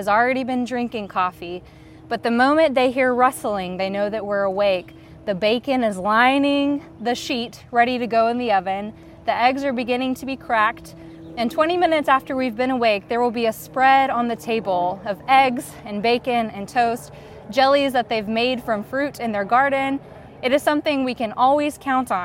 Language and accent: English; the American South, United States